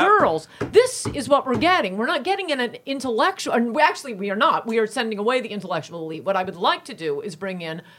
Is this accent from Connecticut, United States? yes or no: yes; Canaan, Connecticut, United States; I grew up in Canaan, Connecticut